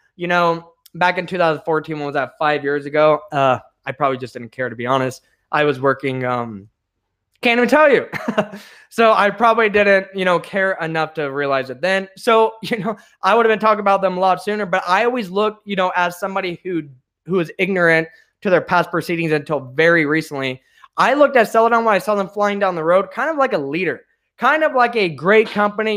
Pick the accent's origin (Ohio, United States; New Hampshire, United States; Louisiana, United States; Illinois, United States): Illinois, United States; central; also born or lived in Chicago; now in Phoenix, United States; I come from the Midwest. I actually lived in central Illinois